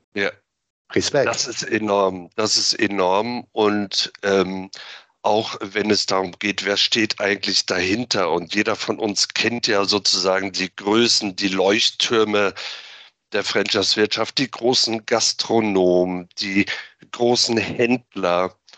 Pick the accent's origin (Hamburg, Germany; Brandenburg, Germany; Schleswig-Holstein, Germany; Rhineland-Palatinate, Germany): Schleswig-Holstein, Germany; Flensburg; moved away as an adult; now in Berlin, Germany; gebürtiger Flensburger, 1975 geboren dort, aufgewachsen, natürlich die norddeutsche Seeluft eingeatmet